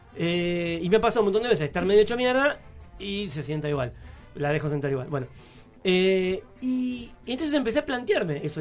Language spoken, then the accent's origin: Spanish; Buenos Aires, Argentina; soy de, acá de Almagro